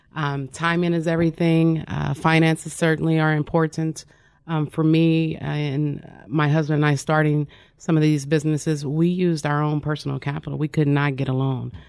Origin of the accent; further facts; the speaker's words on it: Wyandotte County, Kansas, United States; I'm originally from Wandauk County, Kansas